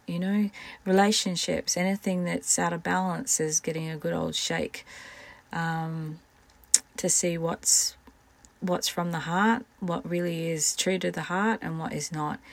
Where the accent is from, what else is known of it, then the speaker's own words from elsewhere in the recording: Scotland, United Kingdom; I am Scottish